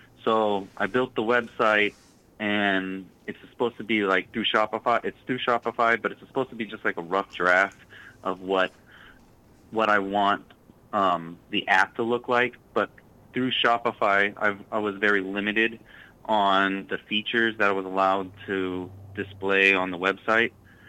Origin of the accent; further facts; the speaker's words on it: California, United States; moved away as an adult; now in Massachusetts, United States; So I come from California, and I couldn't afford the housing market, so I moved to Massachusetts